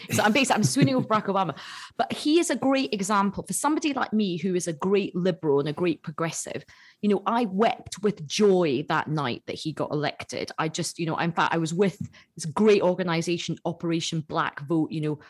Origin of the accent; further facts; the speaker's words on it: Assam, India; Yeah. I'm actually from Assam.